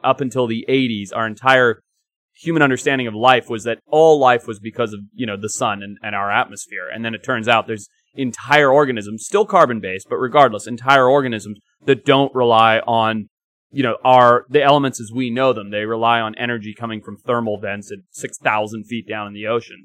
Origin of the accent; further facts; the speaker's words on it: Zimbabwe; moved away; growing up in Zimbabwe